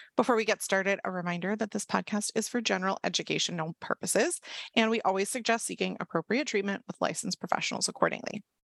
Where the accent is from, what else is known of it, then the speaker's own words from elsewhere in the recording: Washington, District of Columbia, United States; D C, which is obviously my hometown, the suburbs, not the actual city